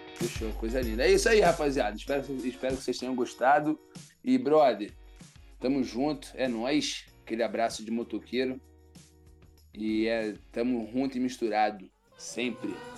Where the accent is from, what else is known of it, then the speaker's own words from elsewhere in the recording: Rio de Janeiro, Brazil; eu sou do Rio.